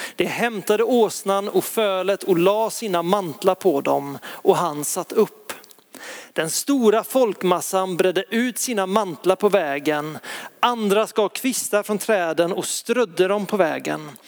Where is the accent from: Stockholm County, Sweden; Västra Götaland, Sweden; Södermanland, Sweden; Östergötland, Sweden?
Västra Götaland, Sweden; Lysekil; i Lysekil där jag växte upp